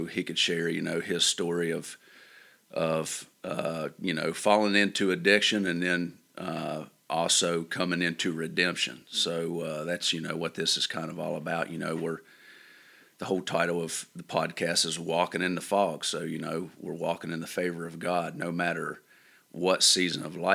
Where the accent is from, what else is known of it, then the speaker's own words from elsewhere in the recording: Bancroft, West Virginia, United States; I grew up in Bancroft